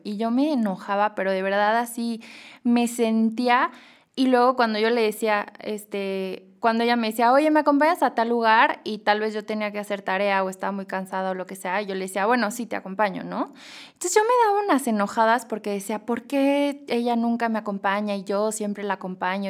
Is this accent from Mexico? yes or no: yes; Mexico; also born or lived in Madrid, Spain; como mexicanos